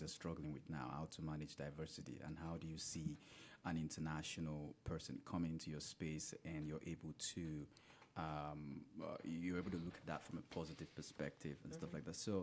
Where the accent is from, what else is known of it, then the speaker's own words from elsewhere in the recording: Nigeria; moved away; the side of the world that I'm from Nigeria and West Africa